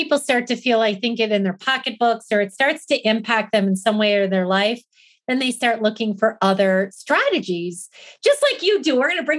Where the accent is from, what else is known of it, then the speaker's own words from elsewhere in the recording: Wisconsin, United States; now in Arizona, United States; I grew up in Wisconsin. So if you know anything about the Midwest, we were all about farming, right?